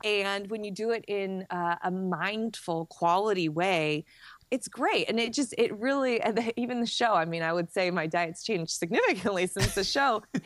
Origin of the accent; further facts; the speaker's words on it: Chicago, Illinois, United States; I'm a Chicagoan